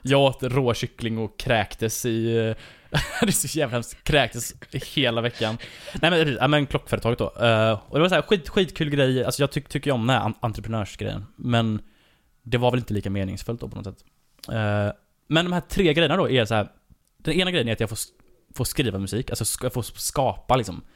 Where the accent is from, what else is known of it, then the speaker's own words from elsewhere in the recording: Varberg, Halland County, Sweden; Falkenberg ligger bara 20 minuter från där jag kommer ifrån